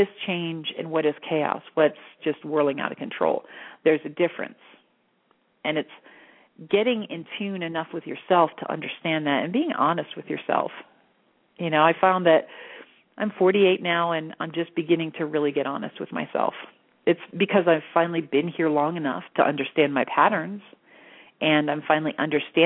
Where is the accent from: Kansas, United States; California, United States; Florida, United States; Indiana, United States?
Florida, United States; now in Sedona, United States; I grew up in Florida around the beaches